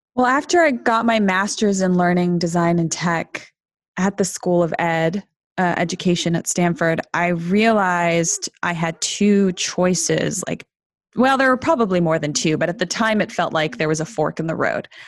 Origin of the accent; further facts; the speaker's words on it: Canada; also born or lived in Argentina / Toronto / Montreal; I was born in Argentina to Argentine parents, but I grew up in Canada